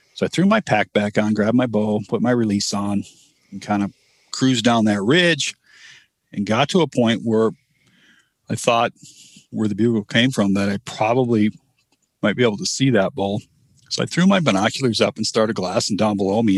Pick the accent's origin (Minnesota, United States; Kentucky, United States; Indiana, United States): Minnesota, United States; also born or lived in Montana; now in Missoula, United States; I grew up in Minnesota, um, and I moved to Montana back in 1994